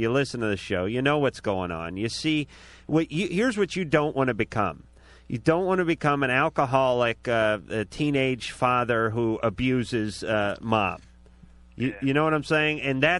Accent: Los Angeles, California, United States; my hometown, my beloved North Hollywood

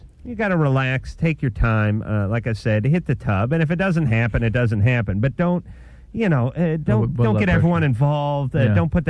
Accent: New York, United States; accent: New York; and listen, you know, I'm from New York, so I tell the guy.

